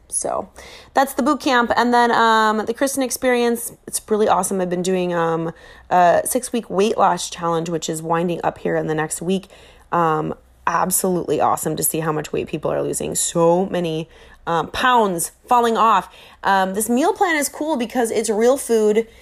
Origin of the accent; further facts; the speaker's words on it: Minnesota, United States; I'm from Minnesota